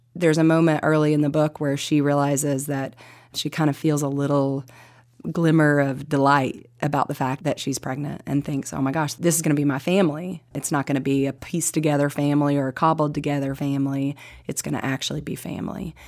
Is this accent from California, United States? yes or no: no; Kingsport, Tennessee, United States; we moved into a little bit even more east into Kingsport